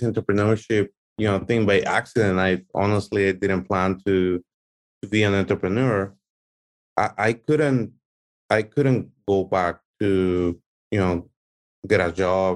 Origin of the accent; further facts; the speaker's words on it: Mexico; now in California, United States; I'm from Mexico.